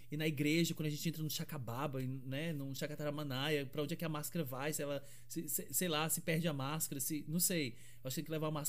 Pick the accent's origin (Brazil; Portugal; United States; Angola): Brazil; Fortaleza, Ceará; Eu sou, sou do Ceará, sou de Fortaleza e é quente pra caramba lá.